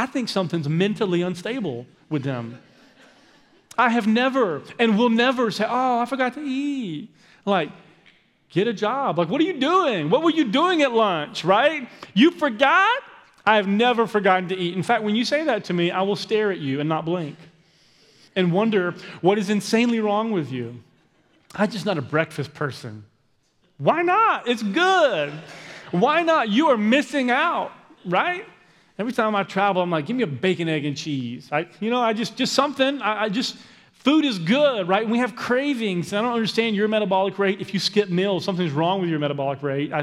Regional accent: Aiken, South Carolina, United States; moved away; where I lived growing up in Aiken, South Carolina.

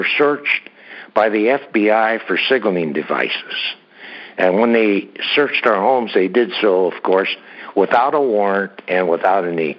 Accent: San Jose, California, United States; also born or lived in Utah; I grew up in San Jose, went to grammar school here and junior high school and high school

